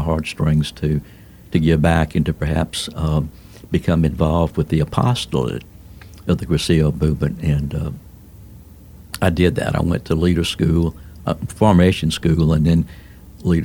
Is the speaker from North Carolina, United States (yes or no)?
no; Baton Rouge, Louisiana, United States; also born or lived in Lafayette, Louisiana; born and raised in Baton Rouge, in a Catholic setting